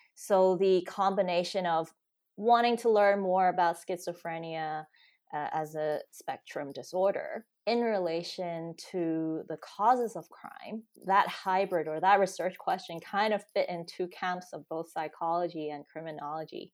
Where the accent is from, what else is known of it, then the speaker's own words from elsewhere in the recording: Hong Kong; moved away as an adult; also born or lived in United States; now in United Kingdom; I grew up in Hong Kong, spent, you know, my high school years there.